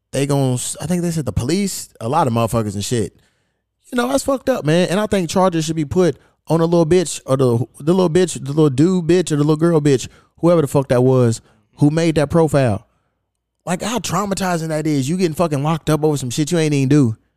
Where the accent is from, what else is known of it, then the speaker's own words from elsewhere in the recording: Louisville, Kentucky, United States; now in Los Angeles, United States; my hometown of Louisville, Kentucky